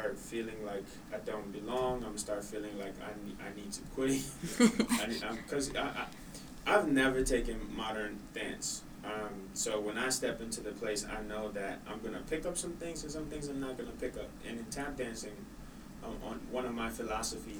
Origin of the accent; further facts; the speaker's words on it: Honduras; moved away; I'm born and raised in Honduras